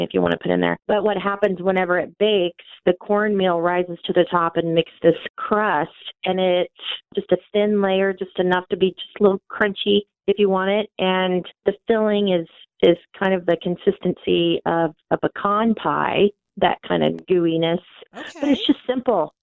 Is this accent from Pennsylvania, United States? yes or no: no; Gardner, Kansas, United States; in Gardner, my hometown